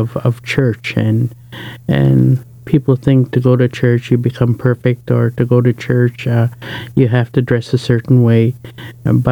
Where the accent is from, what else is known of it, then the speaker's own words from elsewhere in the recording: Saskatchewan, Canada; I come from Saskatchewan